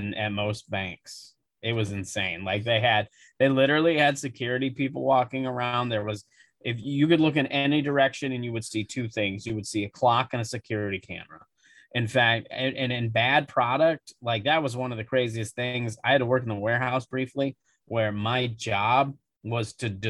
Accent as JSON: {"language": "English", "region": "South Dakota", "country": "United States", "tie": "born or raised there", "moved": "yes"}